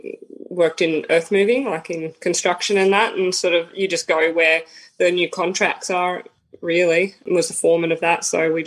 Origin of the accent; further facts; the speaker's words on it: Brisbane, Queensland, Australia; born there; also born or lived in Victoria; So I was born in Brisbane. And I just moved around. We moved around a lot as a kid, so I just lived all up and down the East Coast, like North Queensland, all the way through down to Victoria